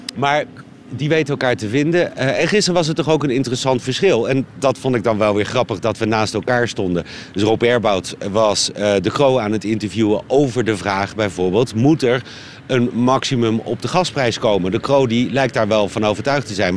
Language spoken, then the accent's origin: Dutch; Netherlands; Ik als Hollander